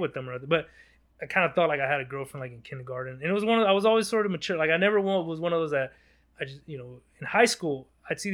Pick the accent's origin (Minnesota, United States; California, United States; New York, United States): California, United States; Los Angeles; I was born in Los Angeles, South Central LA. That was where I was born. And we moved a couple blocks away